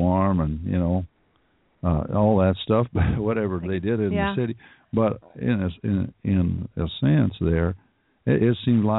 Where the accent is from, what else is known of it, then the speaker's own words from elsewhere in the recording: the South, Southern United States, United States; No, I'm just from down south.